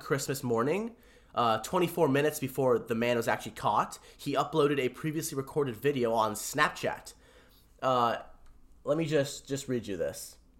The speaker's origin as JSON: {"language": "English", "country": "India", "said": "I'm an Indian Sikh, a Sith."}